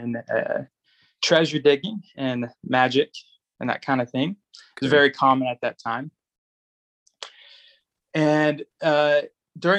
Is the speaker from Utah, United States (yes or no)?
yes; Utah, United States; accent: American; also born or lived in England; Born and raised in Utah. Grown up here my entire life. Haven't lived anywhere else besides England for a year